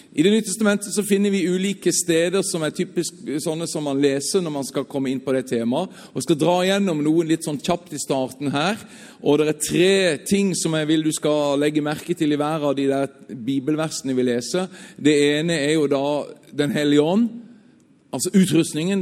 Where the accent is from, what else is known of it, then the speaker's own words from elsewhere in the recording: Southern Norway, Norway; Jeg er sørlending.